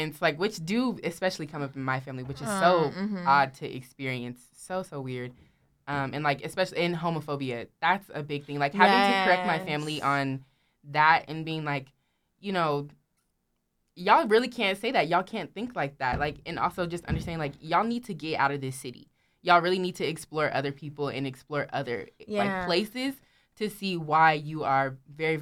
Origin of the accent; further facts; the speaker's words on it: Stockton, California, United States; moved away; I'm from Stockton